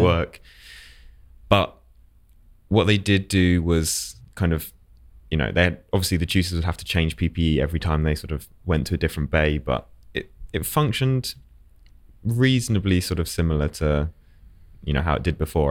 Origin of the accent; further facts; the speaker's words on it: Essex, East of England, United Kingdom; moved away as an adult; now in London, United Kingdom; originally I was from Essex